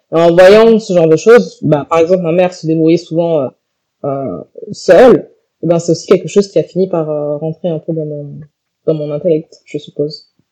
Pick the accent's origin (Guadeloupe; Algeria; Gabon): Guadeloupe; je suis Guadeloupéenne